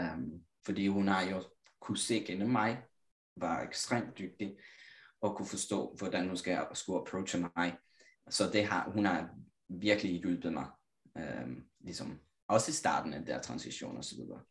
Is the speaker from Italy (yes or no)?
yes; Italy; Danish is a second language; moved away as an adult; now in Copenhagen, Denmark; jeg kommer igen fra Italien, lille landsby, 4.000 indbyggere